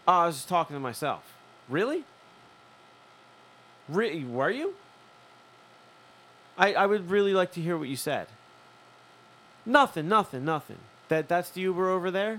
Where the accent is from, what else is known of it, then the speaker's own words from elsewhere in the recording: Philadelphia, Pennsylvania, United States; So am I. I'm from here too.